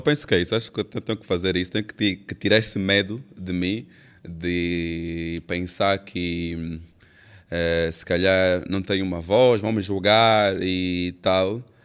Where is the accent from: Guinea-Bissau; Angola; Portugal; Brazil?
Angola; Benguela; sou de Benguela